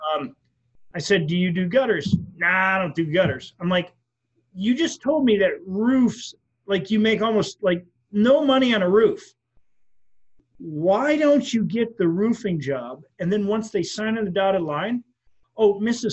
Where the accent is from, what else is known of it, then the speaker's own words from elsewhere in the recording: Wisconsin, United States; now in Florida, United States; I'm from Wisconsin. When I was a kid, I worked at a gas station